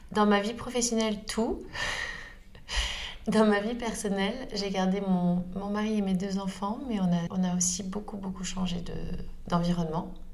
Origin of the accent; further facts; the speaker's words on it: Northern Portugal, Portugal; dans la région dont je suis originaire au nord du Portugal.